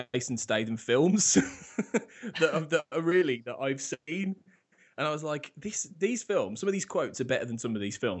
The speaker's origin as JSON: {"language": "English", "town": "Birmingham", "region": "West Midlands", "country": "United Kingdom", "tie": "born or raised there", "said": "my hometown as we speak, actually Birmingham"}